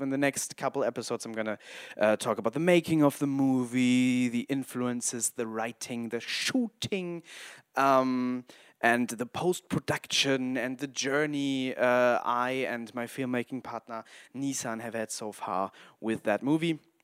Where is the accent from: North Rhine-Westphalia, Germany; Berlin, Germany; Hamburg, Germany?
Hamburg, Germany; English is a second language; also born or lived in Wolfenbüttel, Lower Saxony; I'm a filmmaker from Hamburg